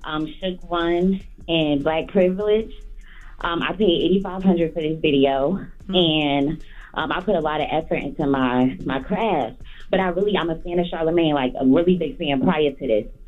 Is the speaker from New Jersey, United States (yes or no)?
yes; Elizabeth, New Jersey, United States; I'm an artist from Jersey. I'm from um, North and Elizabeth.